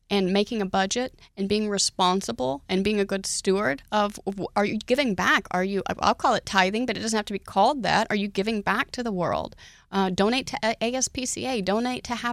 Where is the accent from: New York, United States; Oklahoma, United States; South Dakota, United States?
Oklahoma, United States; now in Texas, United States; I was raised in Oklahoma, and conditions are way different there.